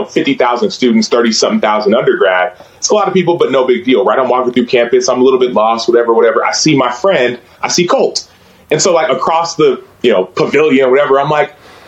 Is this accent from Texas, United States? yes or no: yes; Dallas, Texas, United States; I grew up in Dallas proper, so the part that was actually called Dallas